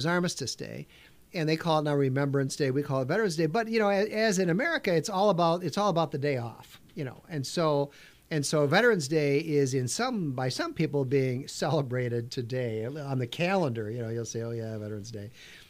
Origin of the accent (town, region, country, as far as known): South Dakota, United States; born or raised there; now in Minnesota, United States